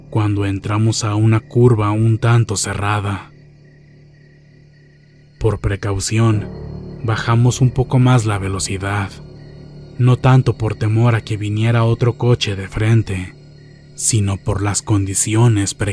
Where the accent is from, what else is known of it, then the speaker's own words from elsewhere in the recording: Jalisco, Mexico; Nosotros somos originarios de Jalisco